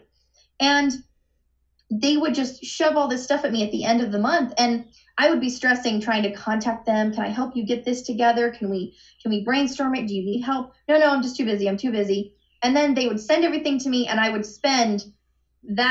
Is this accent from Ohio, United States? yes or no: yes; Cincinnati, Ohio, United States; moved away as an adult; now in Florida, United States; And I grew up in Cincinnati, and I loved it. And coming to Florida was a bit of a change.